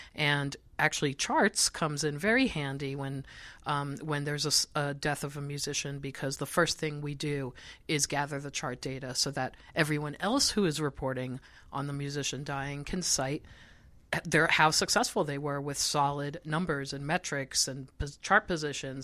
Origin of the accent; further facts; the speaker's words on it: Israel; moved away; I grew up in Israel, so I got a lot of my pop music from Europe